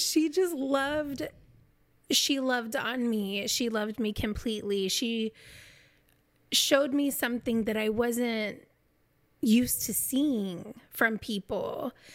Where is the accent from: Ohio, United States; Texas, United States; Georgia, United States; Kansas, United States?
Kansas, United States; moved away as an adult; also born or lived in Oklahoma; I'm from Kansas